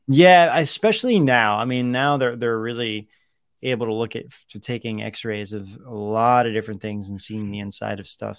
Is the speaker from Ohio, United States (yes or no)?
yes; Ohio, United States; growing up in Ohio